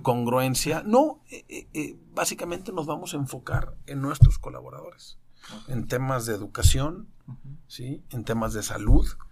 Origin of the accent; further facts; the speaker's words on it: Mexico; en México tenemos en fortuna